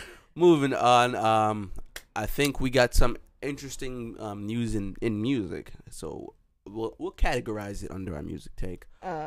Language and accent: English; Jamaica; We're Jamaican, so you know how we give it up.